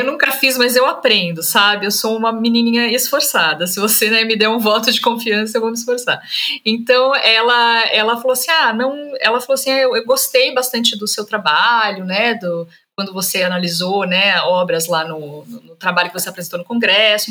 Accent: Vale do Paraíba, São Paulo, Brazil; a minha família é de Minas, mas a gente migrou para o estado de São Paulo, né? Então eu cresci no Vale do Paraíba, eu nasci e cresci no Vale do Paraíba

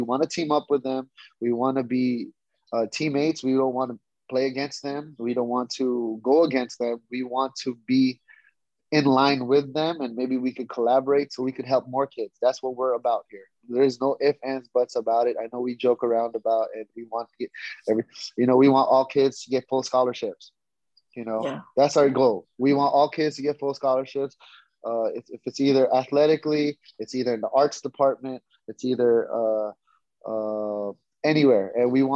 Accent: Philippines; moved away; also born or lived in United States; I'm Filipino

